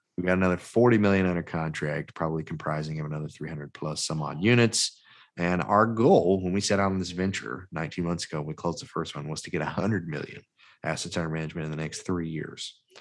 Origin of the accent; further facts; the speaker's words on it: Mobile, Alabama, United States; I'm from Mobile, Mobile, Alabama, that's where I'm at currently